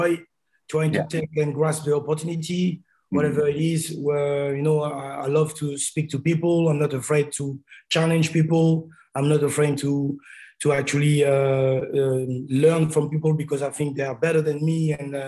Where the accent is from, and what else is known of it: Paris, Île-de-France, France; born or raised there; moved away